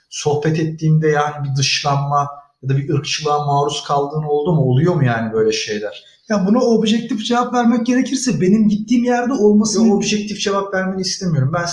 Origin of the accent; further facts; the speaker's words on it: Turkey; ben orada bir Türk'üm. Aslında foreign'im yani yabancıyım ben orada.